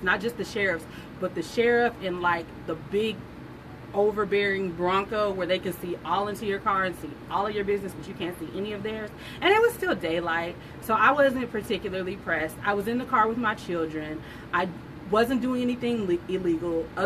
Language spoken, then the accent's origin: English; Southern California, United States; I grew up in Southern California during the gangsta rap